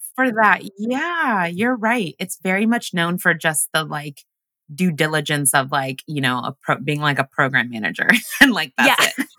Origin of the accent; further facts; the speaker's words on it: Washington, United States; English is a second language; moved away as an adult; also born or lived in Uganda / Los Angeles; now in New York, United States; we grew up in Washington and then I lived in LA for seven years. And then I finally moved to New York